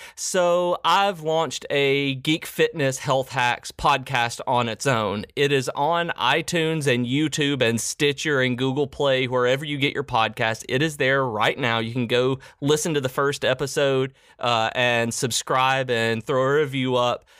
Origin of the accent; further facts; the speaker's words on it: Middle Tennessee, United States; I grew up in Middle Tennessee